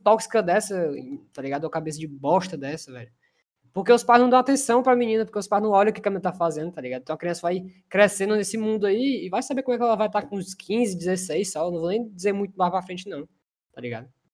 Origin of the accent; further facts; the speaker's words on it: Fortaleza, Ceará, Brazil; a gente é de Fortaleza